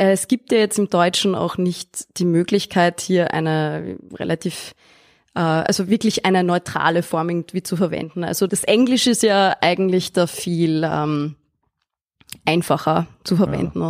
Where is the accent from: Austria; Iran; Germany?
Austria; ich bin auf dem Land aufgewachsen, in Österreich und in einem kleinen Dorf